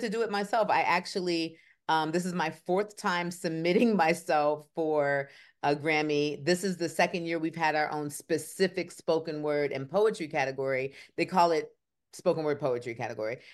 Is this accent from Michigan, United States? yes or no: yes; Kalamazoo, Michigan, United States; moved away; also born or lived in Atlanta, Georgia / Raleigh, North Carolina; I am from Kalamazoo, Michigan.